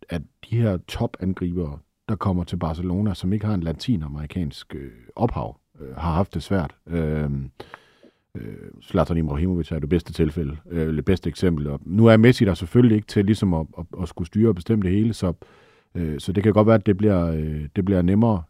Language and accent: Danish; Denmark; vi er danskere